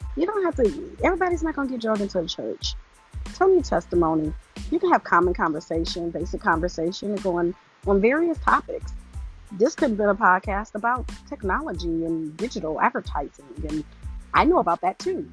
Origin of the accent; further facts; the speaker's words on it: Detroit, Michigan, United States; I am from Detroit, 313. All right, all day, West Side